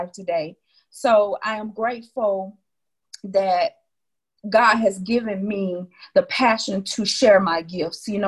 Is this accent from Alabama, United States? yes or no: yes; Wilcox County, Alabama, United States; moved away; I'm from Wilcox County, Alabama